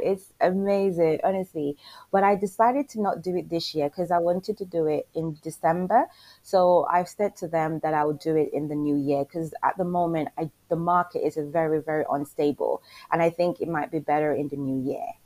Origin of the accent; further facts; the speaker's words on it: Jamaica; I'm from Jamaica as well